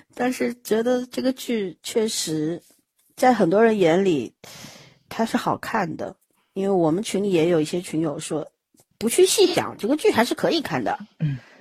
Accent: Shanghai, China; 我本身就是上海人

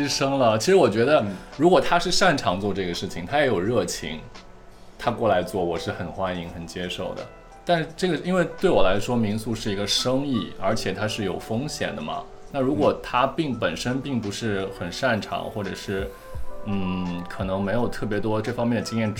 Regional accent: Shanghai, China; 我是上海人。

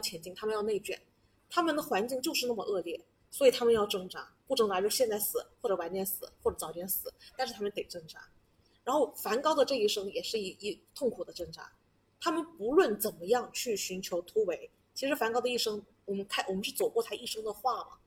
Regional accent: China; 我们中国人

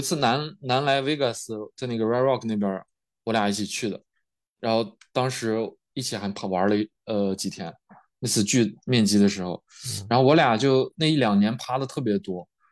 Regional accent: Yulin, Shaanxi, China; moved away as an adult; also born or lived in Bozeman, Montana, United States; now in California, United States; 我们老家是榆林的嘛

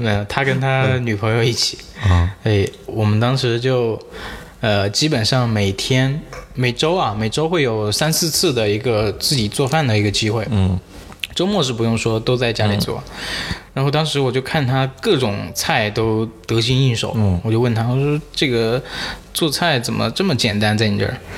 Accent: Jiangxi, China; 我是南方人江西人嘛

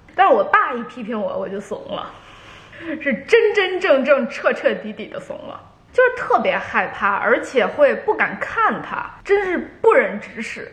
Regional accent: northern China, China; 我在我姥姥姥爷家长大，他们都北方人

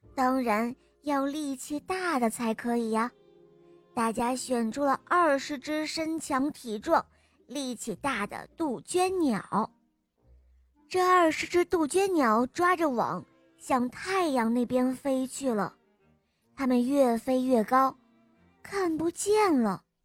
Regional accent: Zhejiang, China; 我今年四岁了，我来自浙江

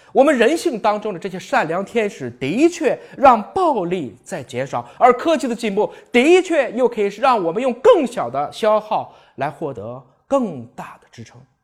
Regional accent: China; 我是一个中国人。我说的是中国话，吃的是中国饭，装的是中国心

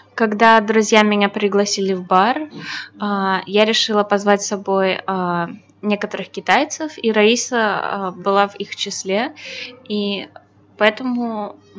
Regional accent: Belarus; я белоруска

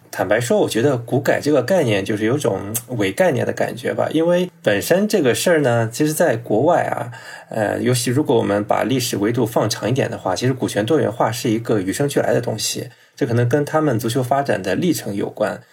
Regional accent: Shandong, China; 因为我是山东人，从来不掩饰我是山东泰山队的球迷嘛

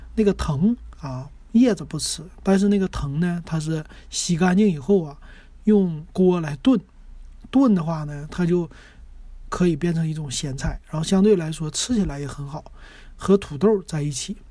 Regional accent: Northeast China, China; 是我们东北人喜欢的吃的一个炖菜

